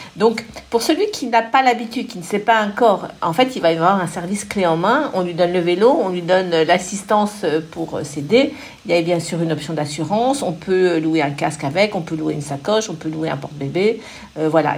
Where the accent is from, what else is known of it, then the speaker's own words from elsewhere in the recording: Paris, Île-de-France, France; also born or lived in Suresnes; je suis une Parisienne de toujours